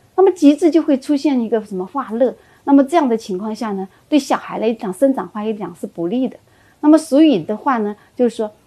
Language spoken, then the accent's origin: Chinese; China; 我们中国人